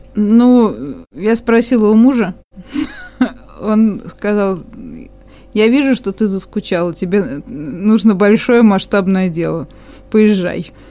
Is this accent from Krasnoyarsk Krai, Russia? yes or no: no; Moscow, Russia; moved away as an adult; now in Khabarovsk, Russia; начнем с Москвы, э, поскольку это все мой родной город